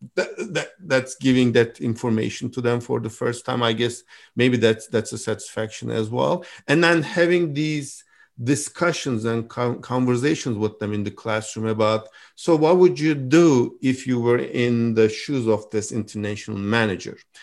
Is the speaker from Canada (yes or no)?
no; Turkey; moved away as an adult; also born or lived in Istanbul; now in Michigan, United States; I'm from Turkey originally